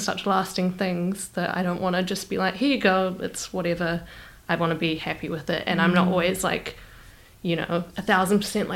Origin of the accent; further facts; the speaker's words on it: New Zealand; I'm from New Zealand.